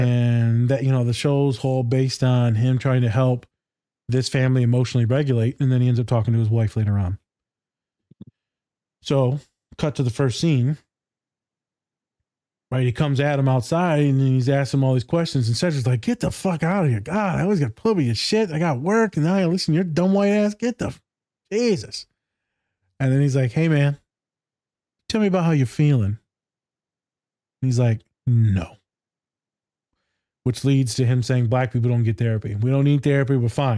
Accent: Hawaii, United States; And she goes, you're not Mexican. I said, yeah, well, I'm Hawaiian.

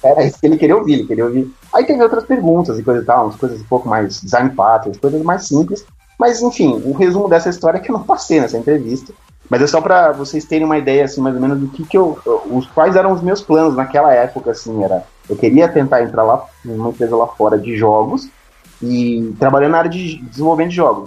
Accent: São Paulo, Brazil; eu sou de São Paulo, capital

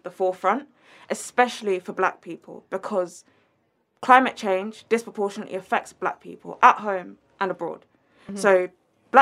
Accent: United Kingdom; we're British. We are from here

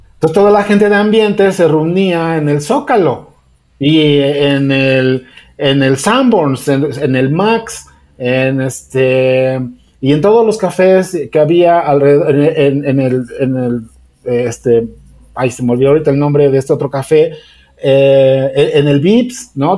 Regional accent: Mexico; somos mexicanos

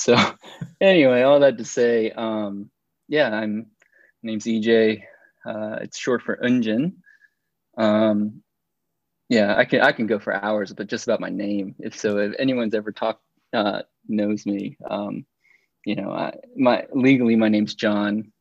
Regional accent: Atlanta, Georgia, United States; I was born and raised here in Atlanta

